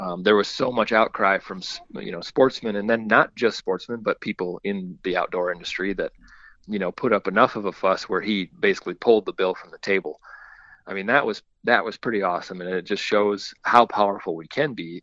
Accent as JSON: {"language": "English", "region": "South Dakota", "country": "United States", "tie": "born or raised there", "said": "where I grew up in South Dakota"}